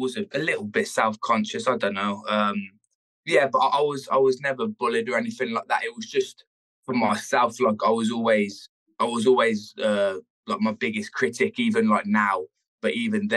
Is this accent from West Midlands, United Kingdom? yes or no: yes; Worcester, West Midlands, United Kingdom; grow up here and to live here still